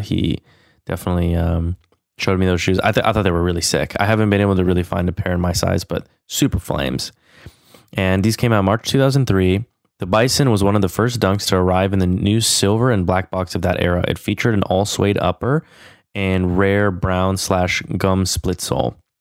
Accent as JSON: {"language": "English", "region": "California", "country": "United States", "tie": "born or raised there", "said": "growing up in California"}